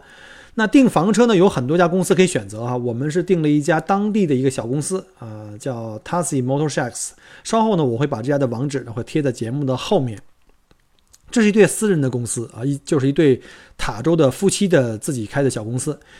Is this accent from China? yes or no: yes; Beijing, China; moved away as an adult; now in Australia; 我记得我当年来旅呃来这个移民的时候，那时候我从北京过来的时候呢，是一一年，一零年一一年